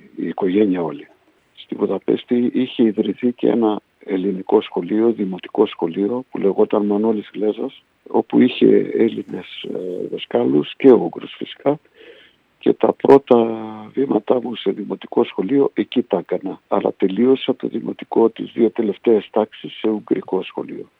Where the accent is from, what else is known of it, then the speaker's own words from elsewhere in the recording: Budapest, Hungary; moved away as an adult; also born or lived in Poland / Miskolc, Hungary; now in Greece; Από εκεί σε ένα χρόνο μέσα ε, μετακομίσαμε στην Ουγγαρία.